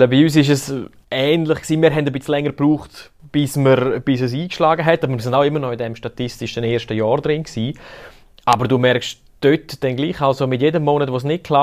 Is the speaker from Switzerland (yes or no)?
yes; Graubünden, Switzerland; Man hört es mir an, ich bin Bündner